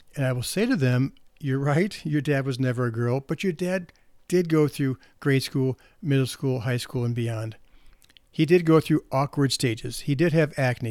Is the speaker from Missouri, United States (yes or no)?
yes; St. Louis, Missouri, United States; I'm from St. Louis